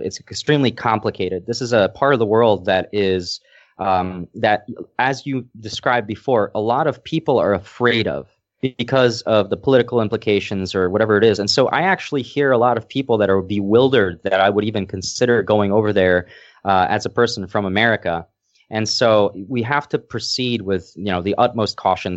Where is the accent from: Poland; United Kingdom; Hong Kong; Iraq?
Poland; Lesser Poland; I was born in Poland, and I, I think I mentioned it before that, uh, the place I'm staying at right now is a village that is seven hundred years old, and my family was one of the three families that established this village.